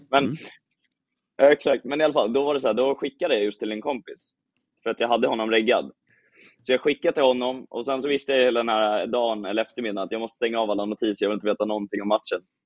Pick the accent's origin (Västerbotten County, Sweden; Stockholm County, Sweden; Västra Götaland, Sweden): Stockholm County, Sweden; Åkersberga; now in Malmö, Sweden; jag är uppväxt i Åkersberga